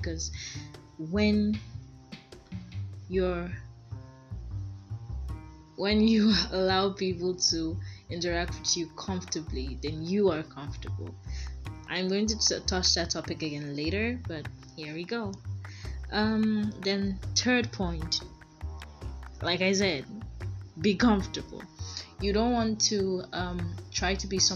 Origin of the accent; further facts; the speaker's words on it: Nigeria; I'm from Nigeria